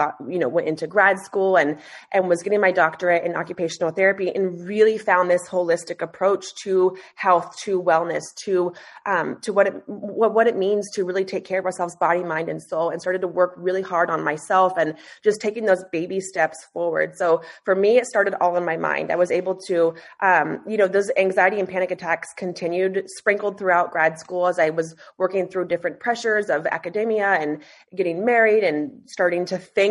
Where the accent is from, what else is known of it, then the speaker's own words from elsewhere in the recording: Alaska, United States; also born or lived in Boise, Idaho; I was born and raised in Alaska